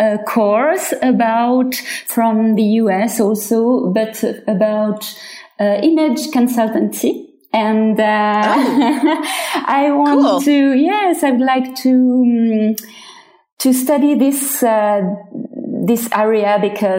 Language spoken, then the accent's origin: English; Switzerland; English is a second language; I'm from Switzerland and I'm 34 years old